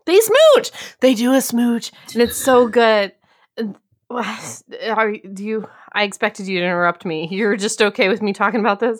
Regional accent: Pekin, Illinois, United States; In my hometown

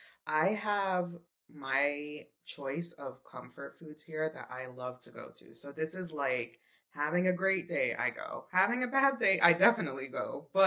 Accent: New York City, New York, United States; So growing up in Brooklyn, my go-to spot was this deli called Al Nur Halal Deli.

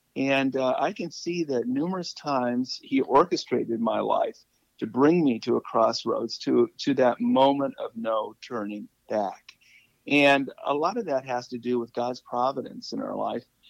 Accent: Malibu, California, United States; moved away as an adult; also born or lived in Ohio / Ann Arbor / Maine; I'm from Malibu, and I'm in, uh, and but now I'm living in Ohio

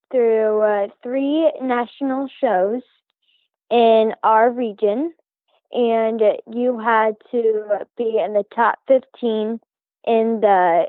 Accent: Palmyra, Nebraska, United States; I am from Palmyra, Nebraska.

